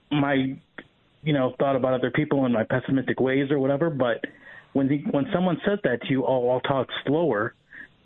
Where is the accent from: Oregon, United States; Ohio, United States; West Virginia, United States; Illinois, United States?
Ohio, United States; Cleveland; I'm from Cleveland